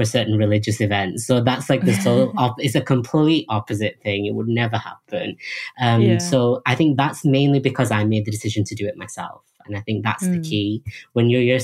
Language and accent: English; United Kingdom; when I come back to the UK, I'm not really British, I'm Indian